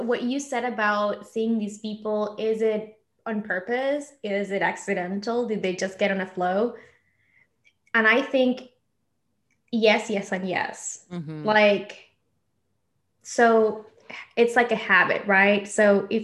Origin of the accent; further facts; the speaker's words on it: Argentina; English is a second language; moved away; I grew up in Argentina